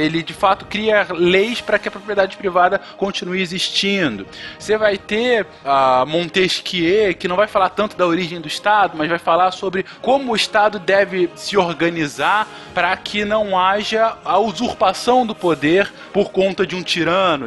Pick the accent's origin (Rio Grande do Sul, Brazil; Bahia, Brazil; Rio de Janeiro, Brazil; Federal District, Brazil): Rio de Janeiro, Brazil; no Rio de Janeiro, onde eu cresci, numa favela do Rio de Janeiro